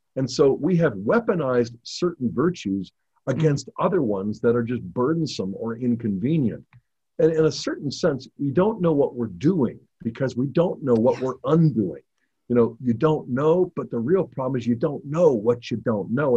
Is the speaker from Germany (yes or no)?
no; United States